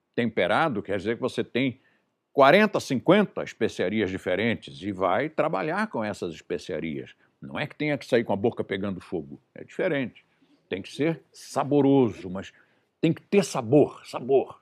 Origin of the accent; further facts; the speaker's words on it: Brazil; eu nasci no Brasil, comi bra comida brasileira a vida inteira